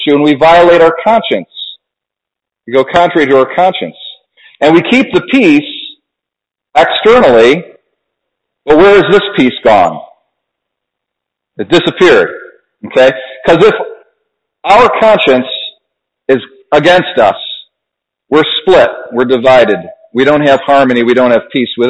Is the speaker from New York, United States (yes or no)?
yes; Ontario, New York, United States; also born or lived in Adirondacks, New York; I'm a Wayne County boy, so I grew up in Ontario